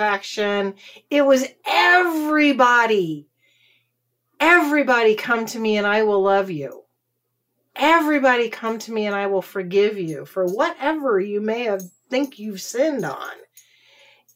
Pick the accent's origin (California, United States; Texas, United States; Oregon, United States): Texas, United States; I'm a Texan.